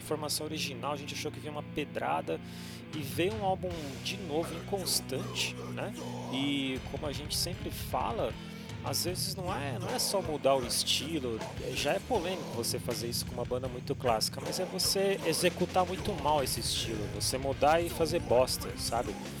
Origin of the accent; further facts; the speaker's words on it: ABC Paulista, São Paulo, Brazil; now in São Paulo, Brazil; estou em São Paulo, São Paulo. Sou do ABC